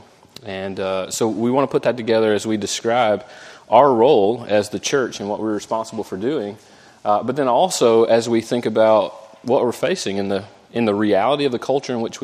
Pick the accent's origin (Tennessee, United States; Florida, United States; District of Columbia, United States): Florida, United States; Jacksonville; moved away; I grew up in Jacksonville, Florida.